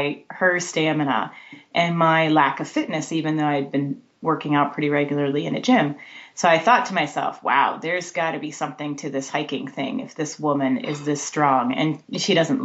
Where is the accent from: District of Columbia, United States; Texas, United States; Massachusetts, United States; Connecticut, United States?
Texas, United States; South; now in Bay Area, United States; I grew up in South Texas